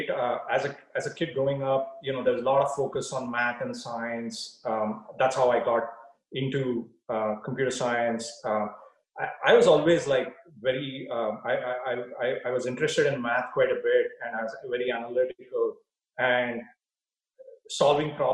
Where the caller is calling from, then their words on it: Palo Alto, California, United States; I am uh, at home in Palo Alto, California.